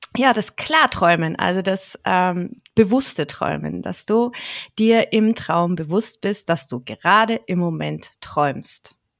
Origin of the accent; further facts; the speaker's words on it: Franconia, Nuremberg area, Bavaria, Germany; ich bin eine Fränkin mhm. aus dem ja aus der Nürnberger Gegend